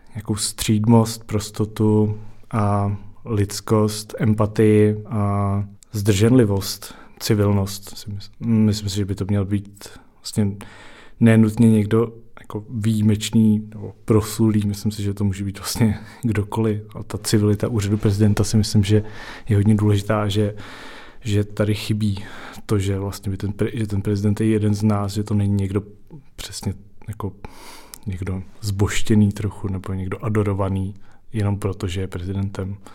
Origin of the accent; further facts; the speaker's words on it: Prague, Czechia; pocházím z Prahy, žiju v Praze